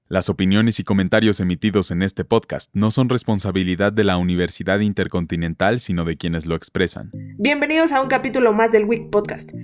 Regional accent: Mexico

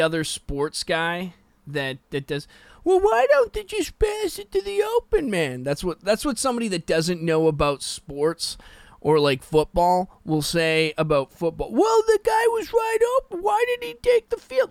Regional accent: West Coast, Canada; I'm from the West Coast.

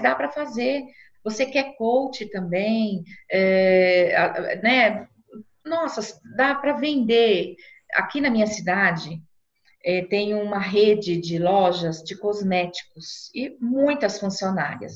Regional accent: Brazil; nós, como brasileiros

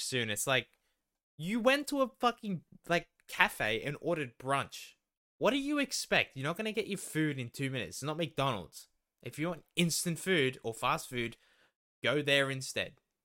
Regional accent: Melton, Victoria, Australia; I grew up there more than you did

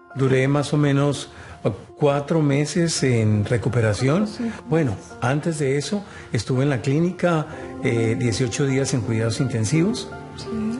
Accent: Colombia; moved away as an adult; Soy oriundo de Colombia, llegamos a este país hace 15 años

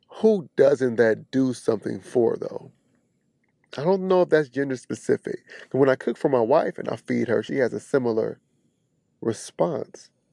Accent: Kansas City, Missouri, United States; But I'm from the Midwest, right off the Bible Belt, Missouri, Kansas City.

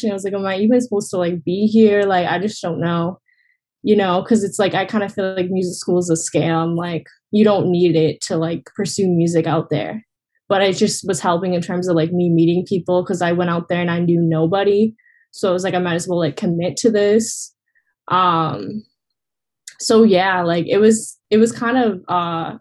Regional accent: Massachusetts, United States; kind of in Massachusetts, like where I'm from

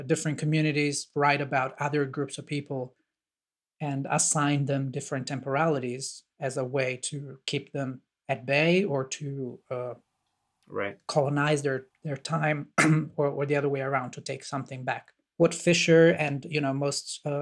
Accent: Italy; I'm from Italy

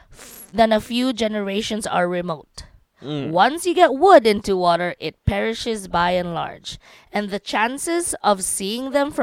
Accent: Leicester, East Midlands, United Kingdom; I am from Leicester

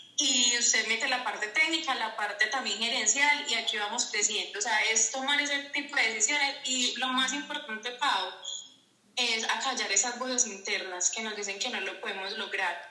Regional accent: Paisa, Antioquia, Colombia; also born or lived in Envigado, Antioquia; vivo en Envigado, Antioquia, eh, paisa, paisa.

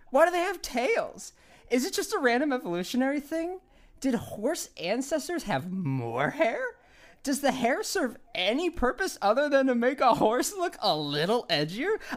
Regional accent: Italy; English is a second language; I'm from Italy. We got more hair, you know.

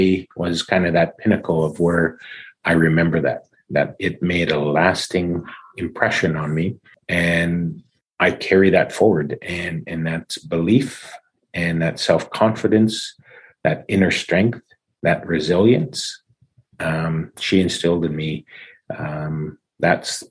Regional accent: Saskatchewan, Canada; first language English; also born or lived in Little Black Bear First Nation / Regina / Winnipeg; growing up in Saskatchewan and spending a couple years living in Winnipeg and playing junior hockey in Manitoba

